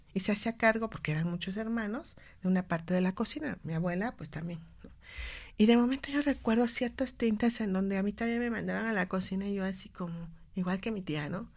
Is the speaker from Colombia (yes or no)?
no; Mexico; nosotros como mexicanos